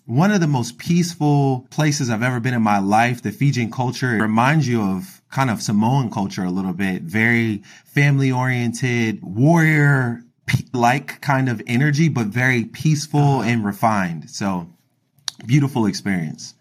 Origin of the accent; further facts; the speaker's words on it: Philadelphia, Pennsylvania, United States; I grew up in Philadelphia, Pennsylvania